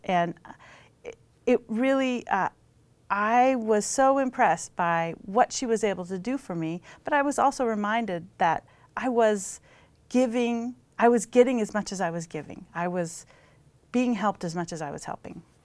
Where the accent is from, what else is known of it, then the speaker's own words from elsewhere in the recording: Pacific Northwest, United States; also born or lived in Daly City, California / Portland / Washington State; now in Austin, United States; my experience growing up in the Pacific Northwest